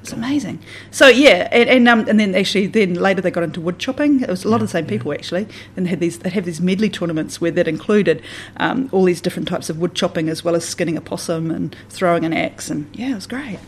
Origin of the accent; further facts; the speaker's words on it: Southland / the Catlins, New Zealand; also born or lived in Wyndham, New Zealand; I say I'm a Southlander, but then I'd say that I'm from the Catlins as well